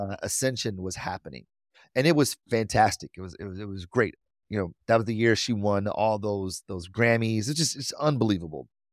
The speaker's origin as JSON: {"language": "English", "town": "Detroit", "region": "Michigan", "country": "United States", "tie": "born or raised there", "said": "I'm from Detroit, born and raised"}